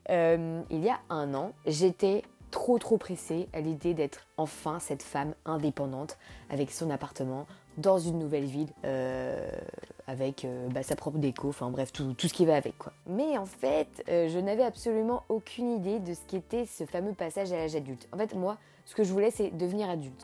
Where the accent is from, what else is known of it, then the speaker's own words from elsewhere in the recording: Nantes, Pays de la Loire, France; now in Angers, France; j'ai grandi à Nantes